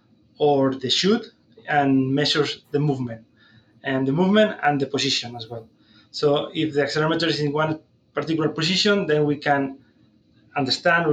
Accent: Spain; moved away as an adult; also born or lived in Lethbridge, Canada; now in Saskatoon, Canada; I'm originally from Spain, where I did my vet degree, my master's

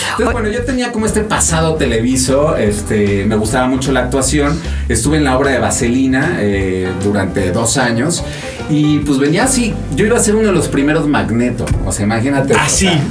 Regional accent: Mexico; como mexicano

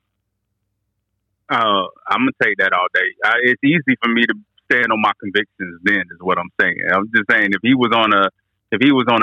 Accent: North Carolina, United States; I'm from North Carolina

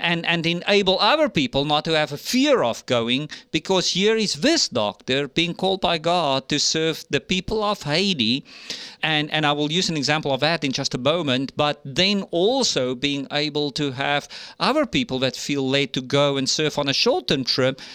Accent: South Africa; moved away as an adult; now in United States; my home country in South Africa

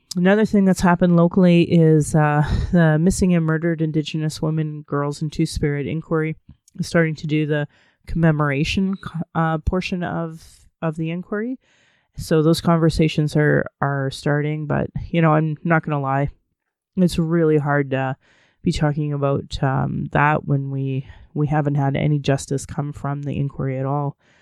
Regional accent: Calgary, Alberta, Canada; I was born in Calgary

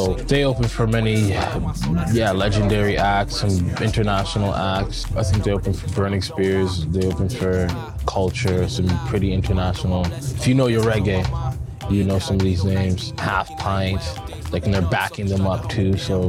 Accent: Vancouver, British Columbia, Canada; also born or lived in Montreal; now in Calgary, Canada; I'm born in Calgary, somewhat raised in Calgary. I grew up in Vancouver and Montreal, and then came back here. So Calgary's always been home.

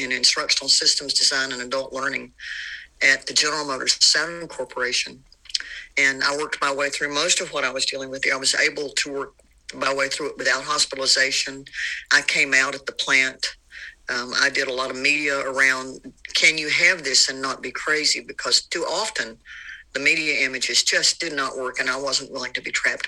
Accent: the South, United States; growing up in the South

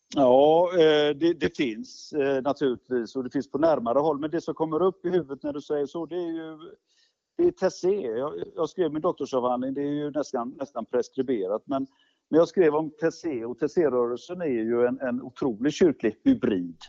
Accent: Gothenburg, Västra Götaland, Sweden; Jag kan säga jag kommer från Göteborg och har ju levt och verkat i Göteborg i, i hela mitt liv.

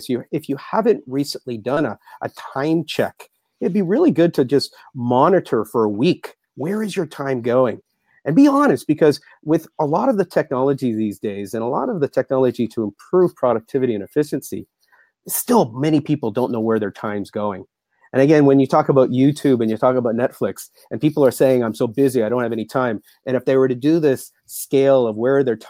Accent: Mississauga, Ontario, Canada; moved away as an adult; also born or lived in Japan; Born and bred in Toronto, Mississauga.

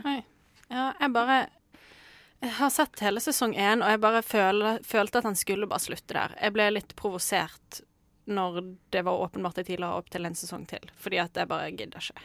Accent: Bergen, Vestland, Norway; now in Oslo, Norway; jeg er en bergenser i Oslo som jobber på Plantasjen

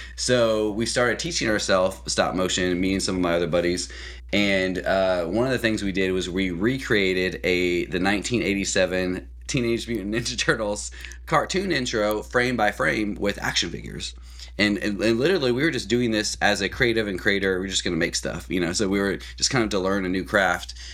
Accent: Columbia, Missouri, United States; moved away as an adult; now in Oklahoma, United States; I'm actually from Missouri originally, in Columbia, Missouri area.

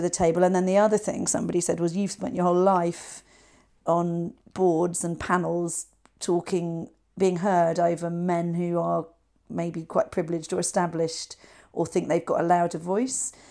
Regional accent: West Country, South West England, United Kingdom; we're both from the West Country

